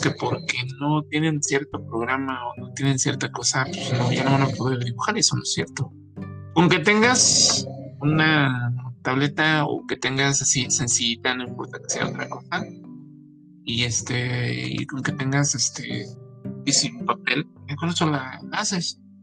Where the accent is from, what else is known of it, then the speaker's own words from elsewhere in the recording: Naucalpan, State of Mexico, Mexico; yo soy de Naucalpan